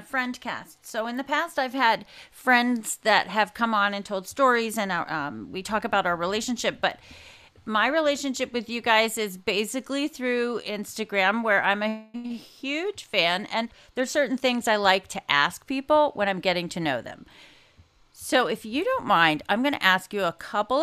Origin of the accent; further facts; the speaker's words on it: Wilmington, Delaware, United States; I'm from Wilmington, Delaware. My father worked for DuPont